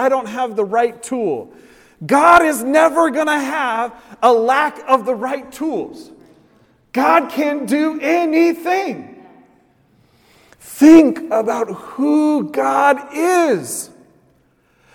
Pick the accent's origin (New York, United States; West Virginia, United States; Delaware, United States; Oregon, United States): Oregon, United States; I grew up in Oregon